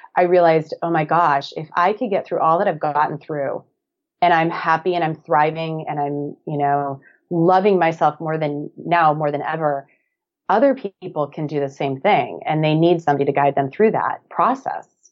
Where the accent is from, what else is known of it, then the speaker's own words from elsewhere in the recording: Black Earth, Wisconsin, United States; moved away as an adult; now in Hermosa Beach, United States; I'm originally from a small town of about 1,100 people, little farming community called Black Earth, Wisconsin